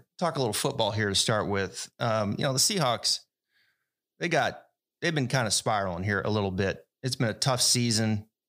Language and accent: English; the Northwest, Pacific Northwest, United States; also born or lived in Phoenix; now in Florida, United States; growing up in the Northwest, I'm a big Seattle sports fan.